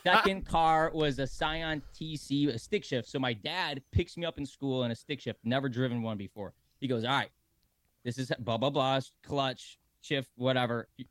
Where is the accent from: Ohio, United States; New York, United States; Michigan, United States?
Michigan, United States; now in Sarasota, United States; I'm from Michigan originally